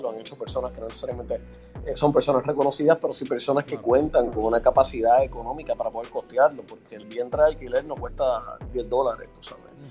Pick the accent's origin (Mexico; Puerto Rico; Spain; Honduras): Puerto Rico; nosotros como puertorriqueños